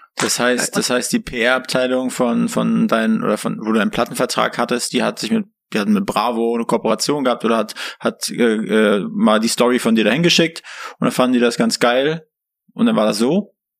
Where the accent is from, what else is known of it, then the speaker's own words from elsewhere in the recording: near Schwerin, Mecklenburg-Vorpommern, Germany; now in Berlin, Germany; Wir sind aus MacPom, aus der Nähe von Schwerin